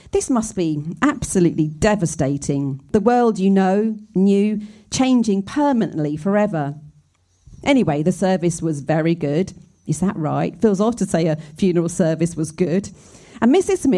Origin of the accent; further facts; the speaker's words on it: Scotland, United Kingdom; I grew up in Scotland in a small cul de sac